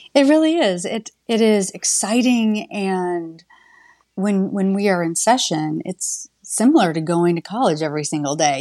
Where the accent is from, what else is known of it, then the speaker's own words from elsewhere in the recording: Shipshewana, Indiana, United States; now in Bloomington, United States; I grew up in Indiana, in a very small rural community of Shipshawana, Indiana